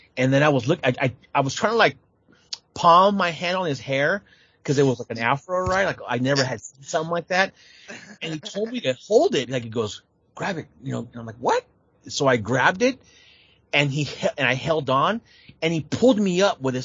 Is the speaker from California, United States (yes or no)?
yes; San Jose, California, United States; living in the States, my parents being immigrants, you know, taking me to the NWA in San Jose